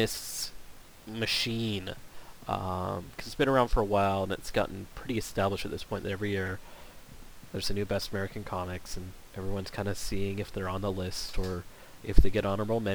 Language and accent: English; Canada; I am Canadian